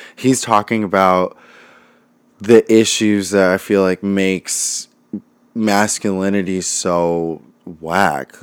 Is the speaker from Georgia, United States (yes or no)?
no; Los Angeles, California, United States; also born or lived in Santa Monica, California; now in Brooklyn, United States; In L